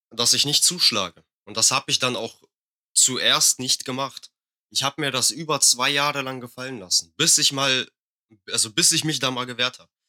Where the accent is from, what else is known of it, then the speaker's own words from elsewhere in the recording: Russia; now in Germany; Ich bin Russe.